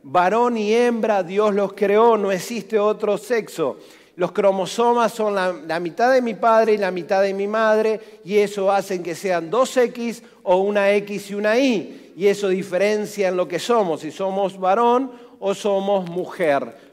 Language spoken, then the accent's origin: Spanish; Argentina; nací en el barrio Villanueva, barrios de guapos.